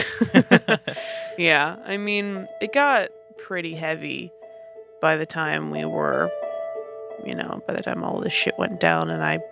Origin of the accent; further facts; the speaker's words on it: Chicago, Illinois, United States; we are from Chicago. Well, my dad's from Chicago and my mom's from South Korea.